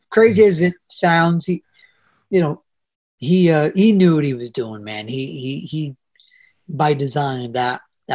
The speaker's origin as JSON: {"language": "English", "town": "New York City", "region": "New York", "country": "United States", "said": "I come from the Bronx, family of seven."}